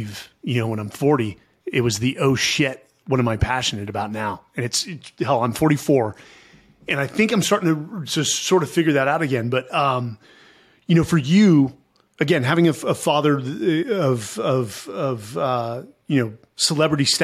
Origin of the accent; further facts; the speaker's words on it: San Francisco, California, United States; growing up in San Francisco in the 80s and the 90s was awesome